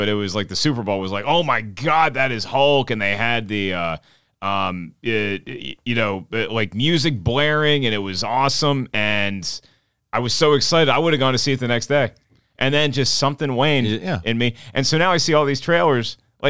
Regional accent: United Kingdom; You know, true. I'm British.

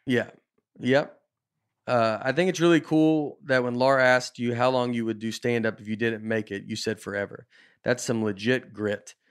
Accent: the South, United States; moved away as an adult; also born or lived in Nashville / Chicago / New York; I grew up in the South

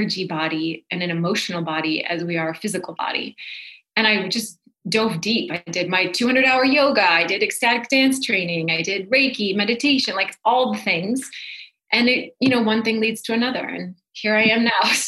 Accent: North Dakota, United States; So I grew up in North Dakota, and I grew up in a very like typical hardworking Midwest family

